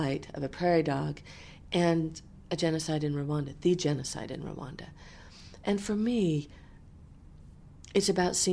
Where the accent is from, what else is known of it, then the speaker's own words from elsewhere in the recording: the American West, United States; I grew up in the American West. It's my home.